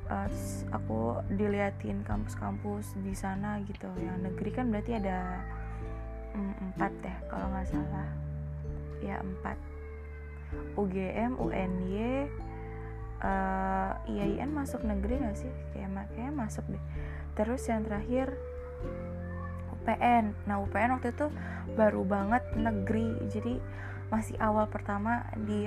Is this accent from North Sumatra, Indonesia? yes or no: no; Pekalongan, Central Java, Indonesia; Undip kan di Semarang jadi dekat sama kota aku